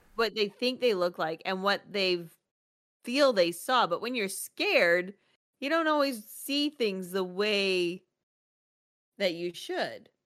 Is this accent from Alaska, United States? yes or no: yes; Alaska, United States; I grew up in Alaska. We lived in the woods, literally.